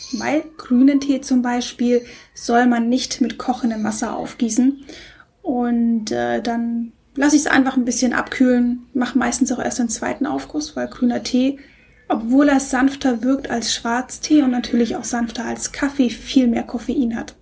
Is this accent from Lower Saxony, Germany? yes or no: no; Stuttgart, Baden-Württemberg, Germany; ich komme aus Stuttgart, da bin ich aufgewachsen